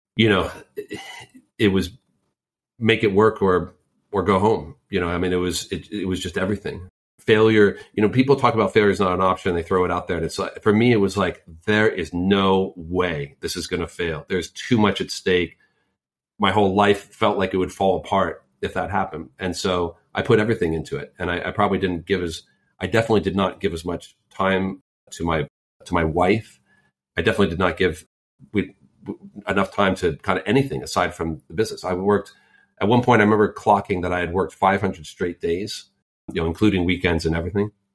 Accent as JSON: {"language": "English", "area": "Silicon Valley", "region": "California", "country": "United States", "tie": "born or raised there", "said": "And I grew up in Silicon Valley. I literally grew up there and then also started my career there"}